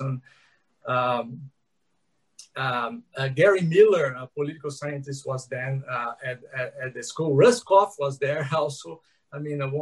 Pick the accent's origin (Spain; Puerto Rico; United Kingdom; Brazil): Brazil; São Paulo; I'm here in São Paulo. I grew up here. I'm a person from São Paulo